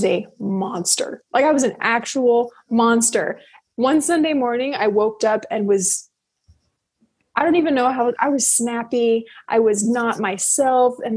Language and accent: English; United States; also born or lived in Tokyo, Japan; I am American